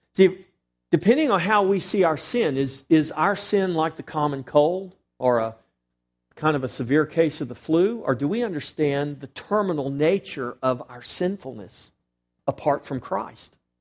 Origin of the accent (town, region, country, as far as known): Texas, United States